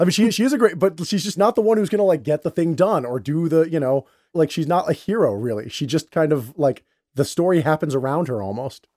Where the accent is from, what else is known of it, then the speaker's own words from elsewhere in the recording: Westchester County, New York, United States; I'm a Puerto Rican, and you know, I grew up in Westchester County